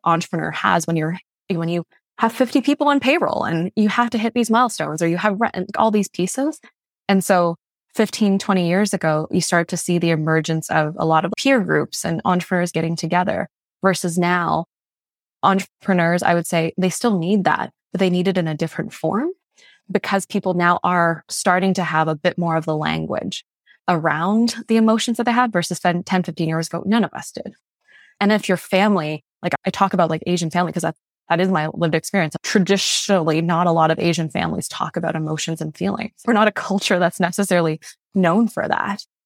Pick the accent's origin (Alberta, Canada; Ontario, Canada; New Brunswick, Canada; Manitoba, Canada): New Brunswick, Canada; Fredericton; first language Mandarin; English is a second language; also born or lived in Malaysia; growing up in New Brunswick, it's not very diverse